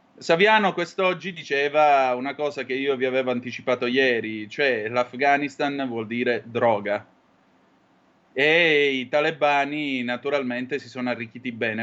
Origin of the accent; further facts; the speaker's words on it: Calabria, Italy; in Calabria alle mie parti